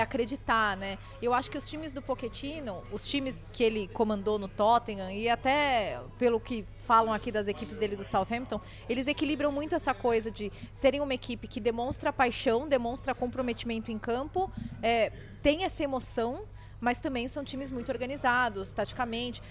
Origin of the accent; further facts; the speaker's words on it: Brazil; eu sou brasileira